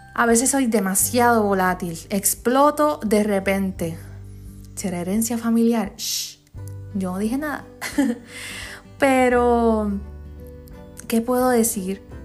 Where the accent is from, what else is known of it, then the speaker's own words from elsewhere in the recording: Comerío, Puerto Rico; Comerío, que es mi pueblo